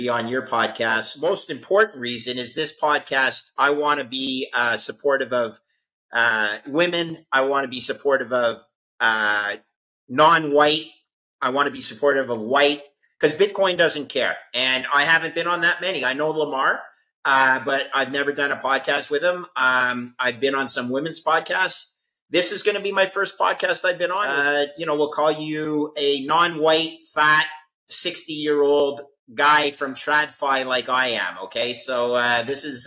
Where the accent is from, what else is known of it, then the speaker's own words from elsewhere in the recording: Montreal, Quebec, Canada; I'm a Canadian. I went to engineering school in Montreal. My hometown, Montreal, Canada